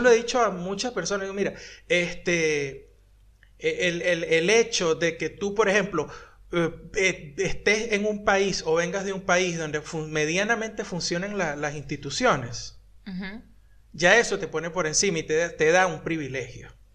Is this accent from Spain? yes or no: no; Venezuela; accent: Venezuelan; now in Buenos Aires, Argentina; hablo como chino venezolano porque no puedo hablar todavía como chino argentino